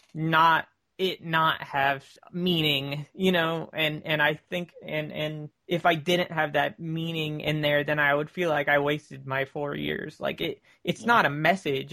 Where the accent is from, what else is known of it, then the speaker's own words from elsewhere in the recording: near Tampa, Central Florida, United States; Florida near Tampa, but not Tampa